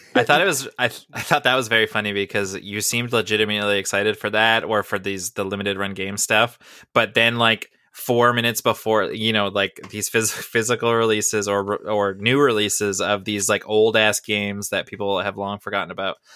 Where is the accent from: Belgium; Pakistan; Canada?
Canada; as a Canadian